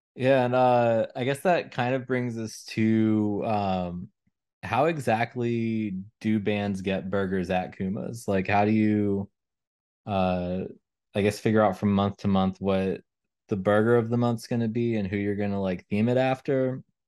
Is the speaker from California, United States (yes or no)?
no; Elizabethtown, Kentucky, United States; moved away; my hometown in, um, Elizabethtown, Kentucky